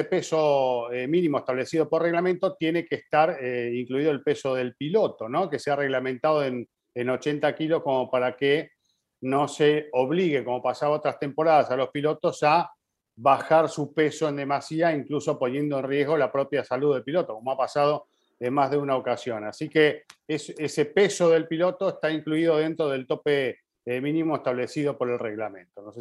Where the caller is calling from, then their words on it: Monterrey, Nuevo León, Mexico; soy de Monterrey, Nuevo León, México